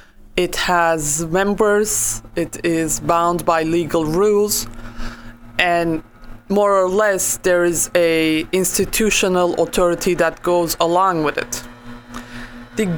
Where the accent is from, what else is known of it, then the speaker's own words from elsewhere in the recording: Turkey; During the 1990s, when I was growing up in Turkey